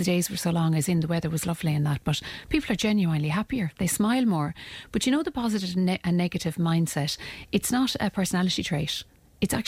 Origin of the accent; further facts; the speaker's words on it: Ireland; as Irish people